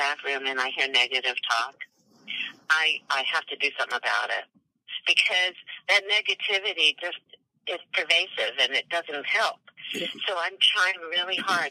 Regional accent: Silver Spring, Maryland, United States; I grew up in Maryland, so I wasn't too far from you

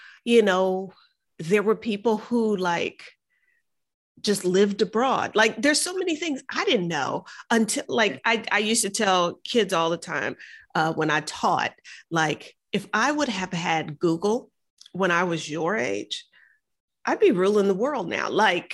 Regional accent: Houston, Texas, United States; I grew up in the South Park side of Houston

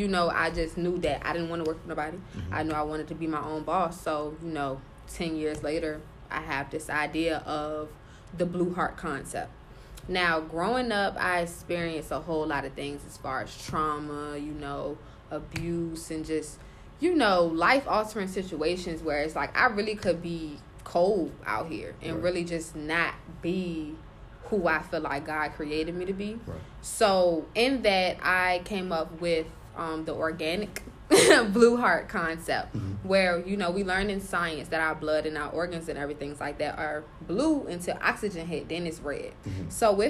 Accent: Richmond, Virginia, United States; I'm from Richmond

